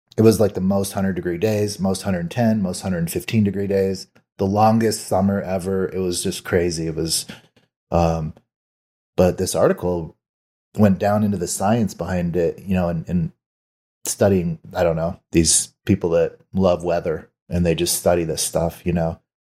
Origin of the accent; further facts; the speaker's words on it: Arizona, United States; I grew up here in Arizona